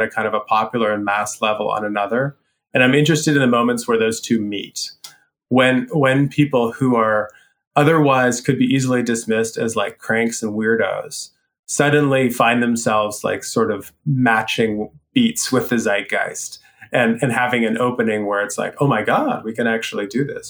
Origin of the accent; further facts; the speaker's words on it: Canada; I am Canadian personally